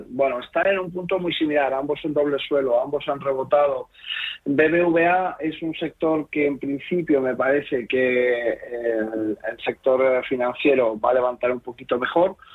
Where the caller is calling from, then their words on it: Segovia, Castile and León, Spain; soy … de Segovia